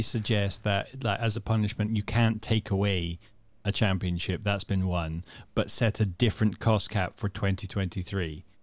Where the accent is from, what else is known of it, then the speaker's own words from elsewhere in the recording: Netherlands; I grew up in the Netherlands and watched B B C One and Two